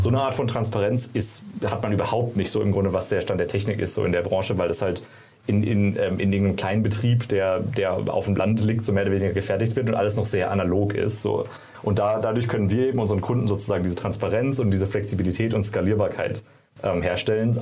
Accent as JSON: {"language": "German", "town": "Karlsruhe", "region": "Baden-Württemberg", "country": "Germany", "also_born_or_lived": "San Francisco", "moved": "as an adult"}